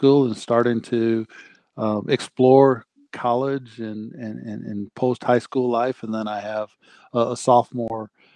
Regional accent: Minneapolis, Minnesota, United States; I'm from South Minneapolis. I'm a proud Southsider. And, you know, been there my entire life

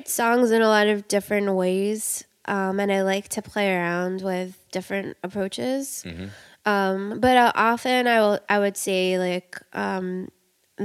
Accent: New York City, New York, United States; I grew up in Queens

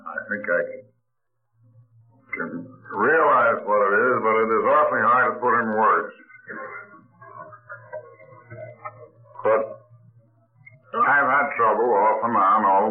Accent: Albany, New York, United States; Albany, my hometown

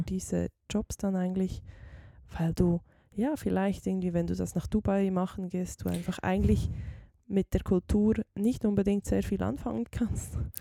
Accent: Switzerland; wir Schweizerinnen und Schweizer

